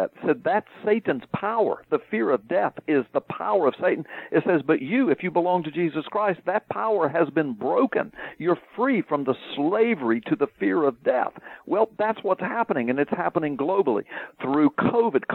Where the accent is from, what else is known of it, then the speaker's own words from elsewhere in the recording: the South, United States; I'm from the South